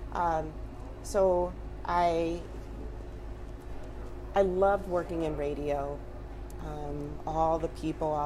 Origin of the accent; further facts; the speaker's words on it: Detroit, Michigan, United States; I was born and raised in Detroit, Michigan.